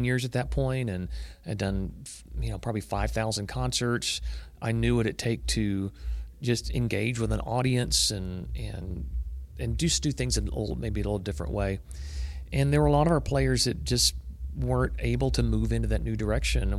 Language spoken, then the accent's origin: English; Waco, Texas, United States; growing up in Waco, Texas